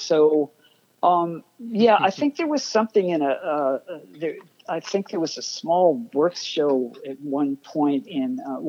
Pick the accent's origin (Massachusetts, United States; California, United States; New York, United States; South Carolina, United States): New York, United States; Nassau County; also born or lived in Brooklyn, New York / Manhattan, New York; I was born in Brooklyn. I lived there 3 years. Okay. My folks moved out to Nassau County, maybe 25 miles away from Manhattan. But, you know, I moved back into Pratt when I was 19 and kind of never left, never really went back home again after that.